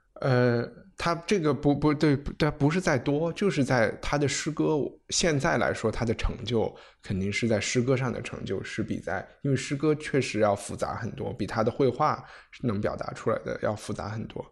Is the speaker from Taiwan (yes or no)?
no; China; 我们中国人